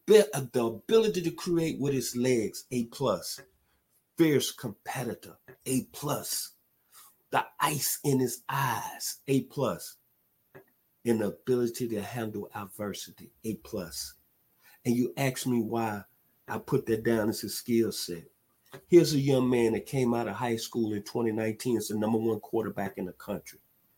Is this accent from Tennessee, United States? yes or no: yes; Memphis, Tennessee, United States; my hometown, the 901 Memphis, Tennessee, from the hood.